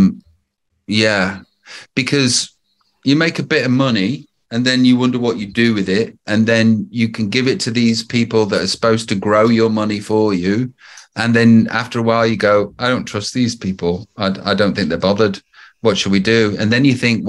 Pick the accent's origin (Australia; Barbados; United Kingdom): United Kingdom; Stoke-on-Trent, West Midlands; moved away as an adult; also born or lived in Los Angeles; I'm from Stoke-on-Trent